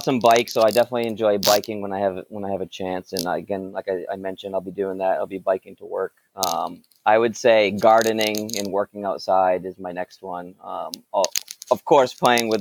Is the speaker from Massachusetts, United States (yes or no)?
yes; Raynham, Massachusetts, United States; I grew up in Rainham, Massachusetts